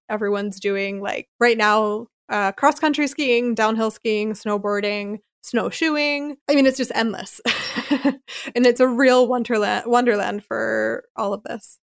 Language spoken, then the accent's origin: English; Philadelphia, Pennsylvania, United States; moved away as an adult; also born or lived in Charleston, South Carolina / Chicago, Illinois; now in Freiburg, Germany; I grew up in Philadelphia in the Northeast